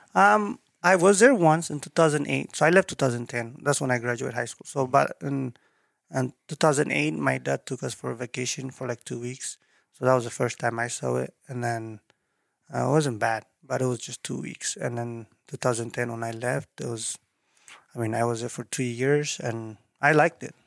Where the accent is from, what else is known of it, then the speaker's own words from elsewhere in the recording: Eritrea; English is a second language; moved away as an adult; also born or lived in Dubai, United Arab Emirates; now in Idaho Falls, United States; originally, I'm from East Africa, called East. Eritrea.